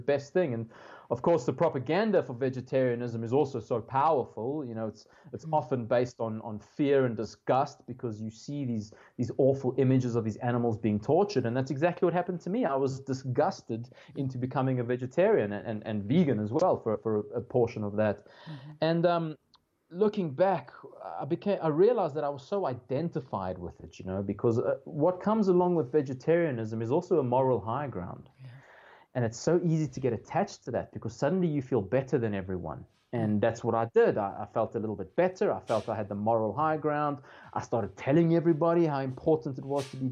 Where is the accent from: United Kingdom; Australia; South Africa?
South Africa; growing up in South Africa, first of all, you eat meat from, you know, from day one, pretty much.